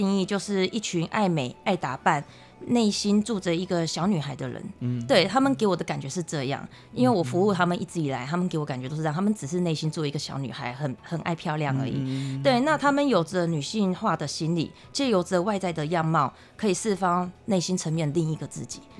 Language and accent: Chinese; Taiwan; 我们台湾这边